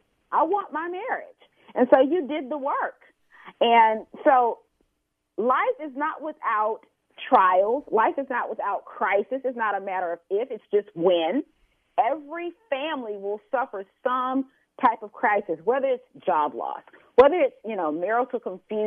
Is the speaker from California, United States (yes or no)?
no; Houston, Texas, United States; I'm a native Houstonian